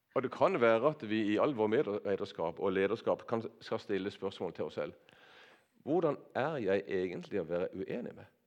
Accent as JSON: {"language": "Norwegian", "area": "Nordland, ten km west of Kristiansand", "region": "Agder", "country": "Norway", "tie": "born or raised there", "said": "jeg har vokst opp på bedehuset på Nordland, ei mil vest for her"}